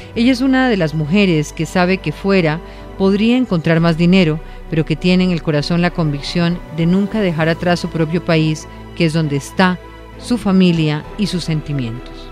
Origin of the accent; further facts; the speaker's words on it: Venezuela; creo en mi país